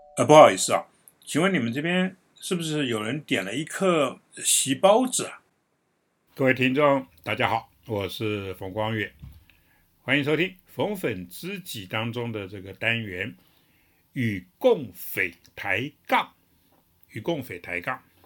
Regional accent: Taiwan; 我们台湾人

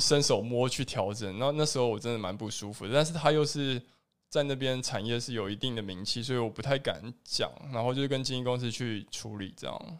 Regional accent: Taiwan; 我就是台湾人

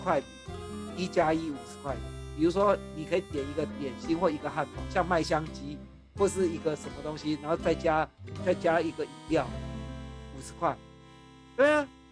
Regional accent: Taiwan; 我是台湾来的

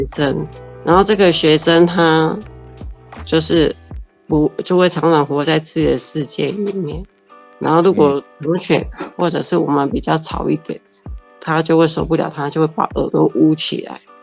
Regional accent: Gaomei Wetlands area, Taichung, Taiwan; moved away as an adult; now in Taichung, Taiwan; 我来到台中的时候，因为我很想念我的家乡

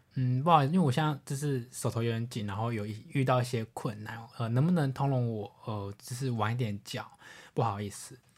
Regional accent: Taiwan; 我们来自台湾

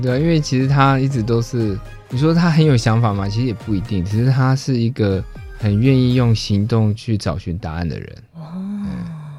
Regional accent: Taipei, Taiwan; moved away as an adult; also born or lived in Xinwu, Taoyuan; now in Taoyuan, Taiwan; 可是我台北人

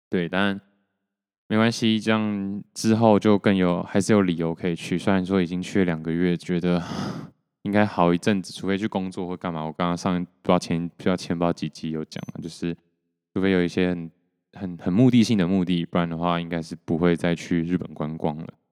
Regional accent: Taiwan; 然后我就说台湾

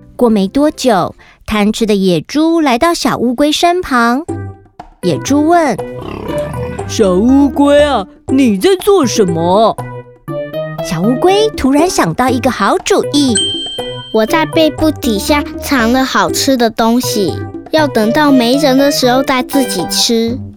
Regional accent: Kaohsiung, Taiwan; 我来自高雄市，我今年要读小一了

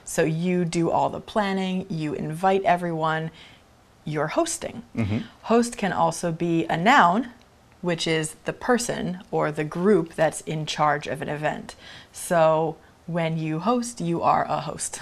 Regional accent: California, United States; moved away; I grew up in California

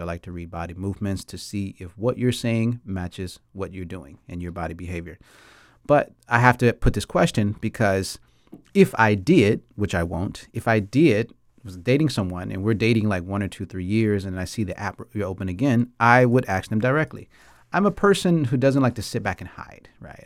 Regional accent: Atlanta, Georgia, United States; moved away as an adult; now in Taiwan; I'm from Atlanta, Georgia. I mean, I've been in Taiwan since two thousand nine

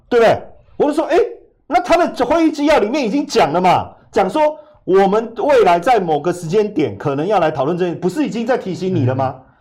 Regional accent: Taiwan; 因为我们进入四级，不是我们台湾人会有问题啊

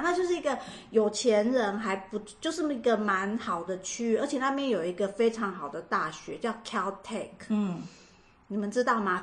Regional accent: Taiwan; moved away; also born or lived in Los Angeles, United States / Irvine, United States; 我们在台湾学的不一样

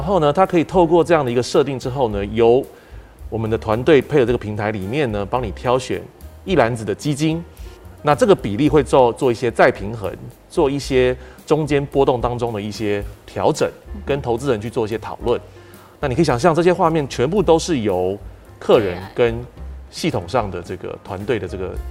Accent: Taiwan; 我们台湾人

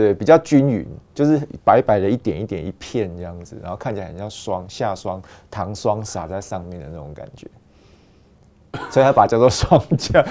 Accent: Yilan, Yilan County, Taiwan; 小时候在宜兰

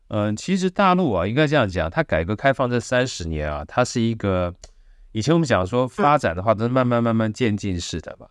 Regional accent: Taiwan; 从小都是眷村长大的

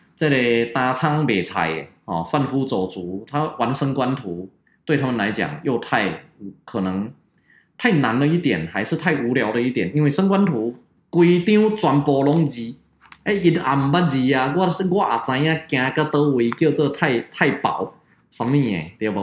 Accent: Taiwan; 我们台湾人

